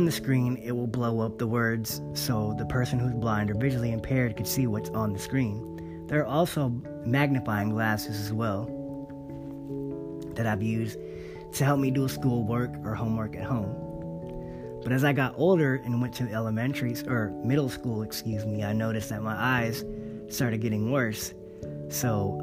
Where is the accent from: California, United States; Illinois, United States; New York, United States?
California, United States; Monterey Bay area; I've grown up around here in the Monterey Bay area, my hometown.